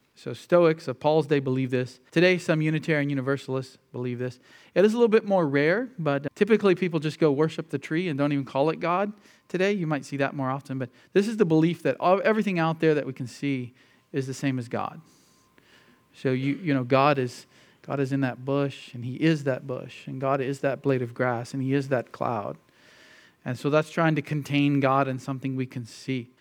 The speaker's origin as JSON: {"language": "English", "country": "United States", "tie": "born or raised there", "said": "most of us who grew up in the, in the U.S."}